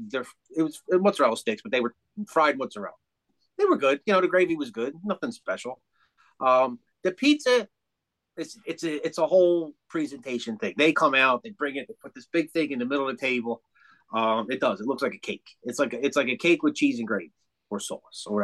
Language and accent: English; East Coast, United States; we're from the East Coast.